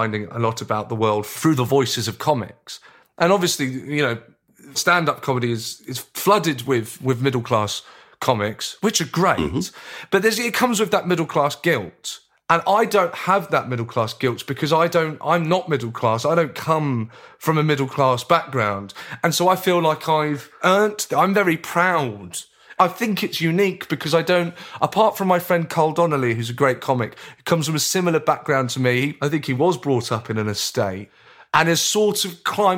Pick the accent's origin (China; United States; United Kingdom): United Kingdom; Brighton, South East England; also born or lived in Lewisham, London; I lived in Lewisham for a spell before my parents then took us, myself and my brother, to Brighton. Mm. And really, I think of myself as a Brighton boy from the sort of age of 11.